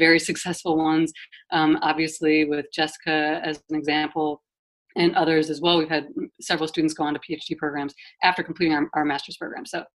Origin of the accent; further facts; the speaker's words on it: Wisconsin, United States; also born or lived in Florida / South Jersey; now in New Jersey, United States; I'm actually from Wisconsin originally. So I'm a Midwest girl too.